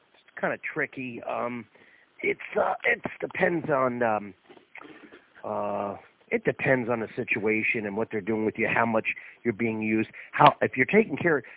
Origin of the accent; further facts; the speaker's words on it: St. Petersburg, Florida, United States; my hometown